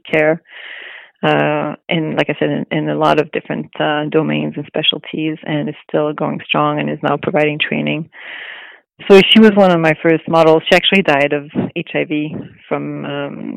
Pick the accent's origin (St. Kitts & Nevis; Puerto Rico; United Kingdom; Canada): Canada; Montreal, Quebec; moved away as an adult; also born or lived in Los Angeles; now in Vancouver, Canada; I'm from Montreal. I'm French Canadian. And I did, I grew up there